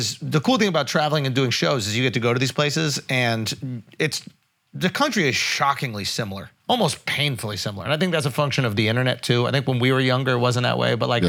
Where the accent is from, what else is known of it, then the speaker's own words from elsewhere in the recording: New York, United States; growing up in New York